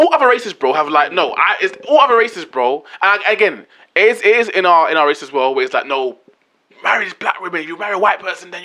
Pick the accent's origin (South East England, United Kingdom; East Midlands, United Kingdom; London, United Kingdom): London, United Kingdom; I grew up in Newham.